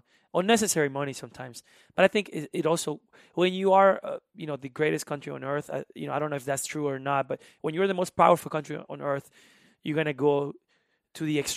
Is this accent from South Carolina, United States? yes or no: yes; South Carolina, United States; English is a second language; Carolina, which is still feels like home in a way. It's uh, like 30 miles from Myrtle Beach. Um, so I learned English because I needed to.